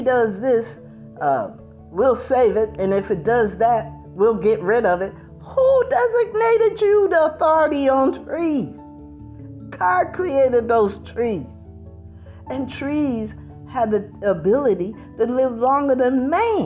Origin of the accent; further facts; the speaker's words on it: New Jersey, United States; I'm from New Jersey